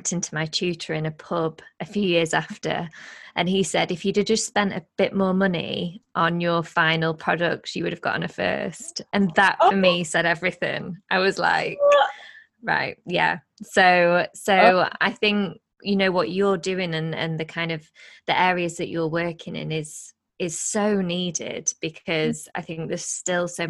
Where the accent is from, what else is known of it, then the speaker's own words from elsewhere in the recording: Blackpool, North West England, United Kingdom; moved away; also born or lived in Nottingham; I'm from Blackpool originally